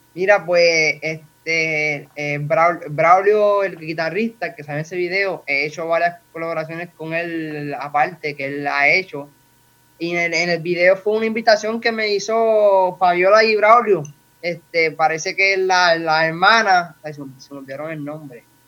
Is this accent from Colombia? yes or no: no; Toa Alta, Puerto Rico; soy de Toalta, Puerto Rico